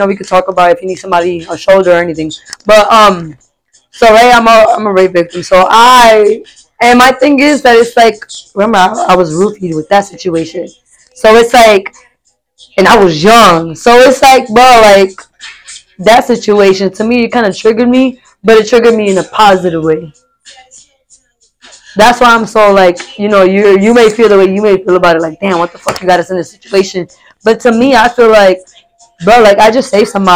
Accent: Lawrence, Massachusetts, United States; also born or lived in Pine Hills, Florida; now in Florida, United States; I'm from Lawrence, Massachusetts

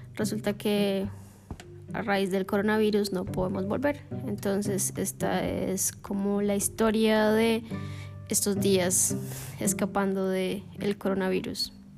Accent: Colombia; moved away as an adult; now in Shenzhen, China; yo soy colombiana

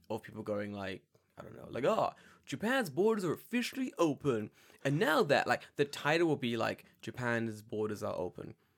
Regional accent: London, United Kingdom; I'm from London

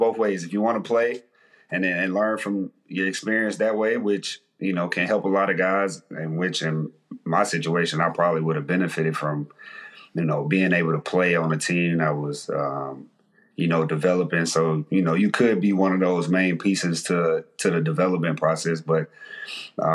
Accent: Mississippi, United States; I'm from Mississippi, you know, we ain't given a lot, you know, growing up

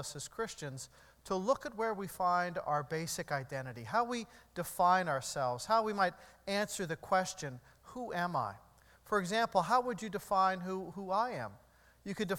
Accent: United States; I'm an American.

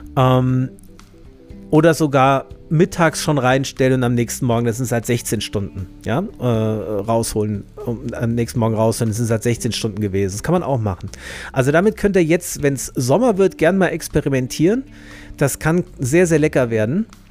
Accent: Germany; also born or lived in Marburg; hier bei uns in Deutschland

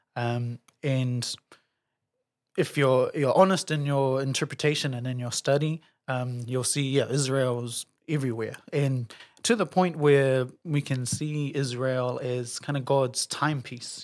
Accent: Auckland, New Zealand; born and raised in Auckland, grew up in Morningside

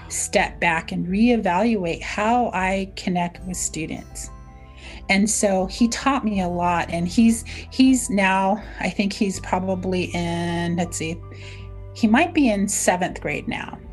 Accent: Navajo Nation, United States; first language Navajo; English is a second language; So I just introduced myself in Navajo.

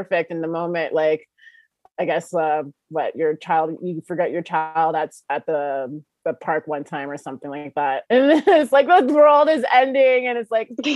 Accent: Ontario, Canada; moved away; I'm from Ontario, originally Ontario, okay. Canada.

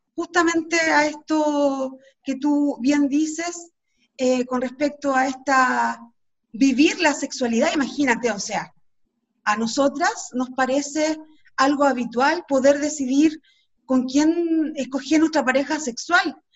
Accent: Chile; nosotros como chilenos y chilenas

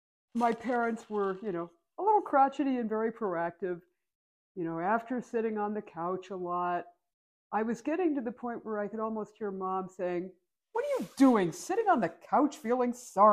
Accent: Pennsylvania, United States; moved away; also born or lived in Arizona; growing up in Pennsylvania. Like at 8 years old, we moved to the woods.

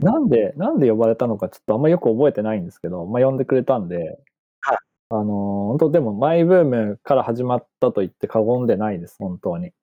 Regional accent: Ibaraki, Japan; 僕も茨城県出身だった

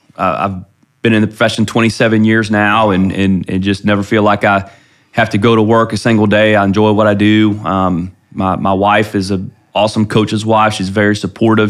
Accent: Ohio, United States; moved away as an adult; now in Flower Mound, United States; I grew up in Ohio

